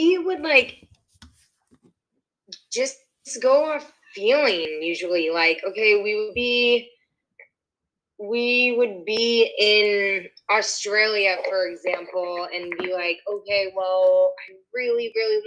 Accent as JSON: {"language": "English", "town": "San Clemente", "region": "California", "country": "United States", "moved": "yes", "said": "go home right now and like stay at my parents in San Clemente"}